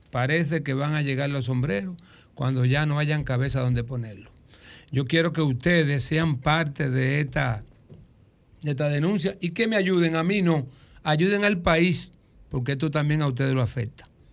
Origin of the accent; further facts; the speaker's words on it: Dominican Republic; el cocal de Luis, que era mi abuelo, donde yo nací.